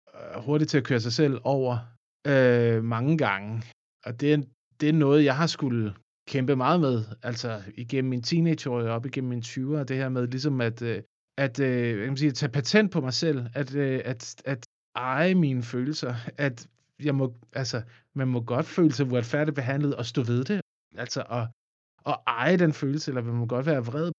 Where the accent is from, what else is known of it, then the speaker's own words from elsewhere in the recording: a small farm by the Odense River, Southern Denmark, Denmark; Jeg voksede op på Ågården, som altså ja. en lille gård ved Odense Å.